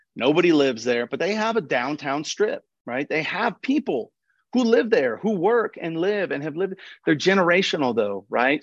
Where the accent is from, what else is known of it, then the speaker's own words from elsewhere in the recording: Nashville, Tennessee, United States; moved away as an adult; also born or lived in Lafayette, Louisiana; now in Colorado, United States; I grew up in Nashville